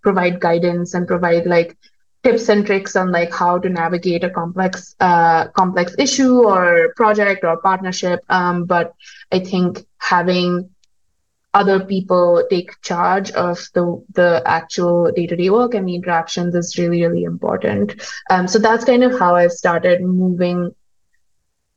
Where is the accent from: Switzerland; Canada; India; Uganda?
India; moved away as an adult; also born or lived in United States; now in Kigali, Rwanda; I'm from India, I have lived in the US, I'm now living in Rwanda